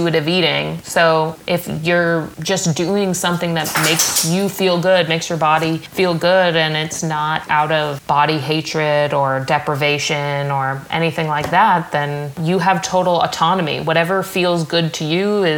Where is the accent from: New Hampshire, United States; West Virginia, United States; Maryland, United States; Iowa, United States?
New Hampshire, United States; moved away; also born or lived in Southern California; I'm from New Hampshire